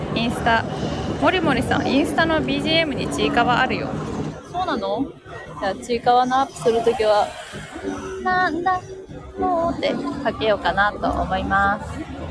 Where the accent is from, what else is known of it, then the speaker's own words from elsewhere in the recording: Takayama, Gifu, Japan; moved away; 私の地元の高山